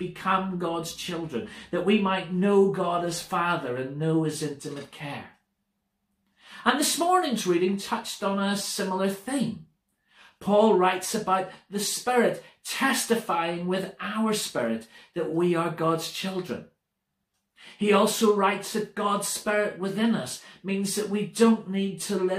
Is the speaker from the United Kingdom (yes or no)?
yes; United Kingdom; British people being British people